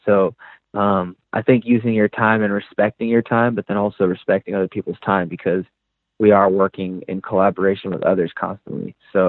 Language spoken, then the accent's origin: English; the South, United States; I am from the South originally, so I do like some, you know, new age hip hop